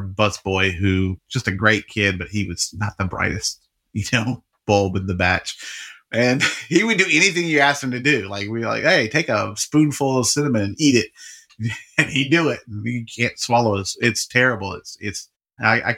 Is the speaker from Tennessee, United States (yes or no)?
yes; Memphis, Tennessee, United States; I'm from Memphis.